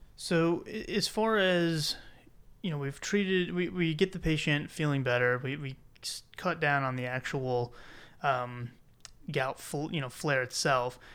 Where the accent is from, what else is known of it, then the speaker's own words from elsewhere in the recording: South Carolina, United States; I'm from South Carolina